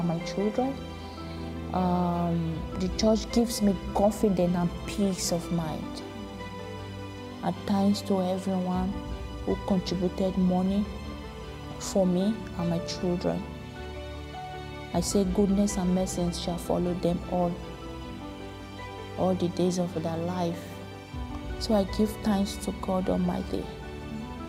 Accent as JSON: {"language": "English", "country": "Nigeria", "moved": "as an adult", "said": "I came from Nigeria"}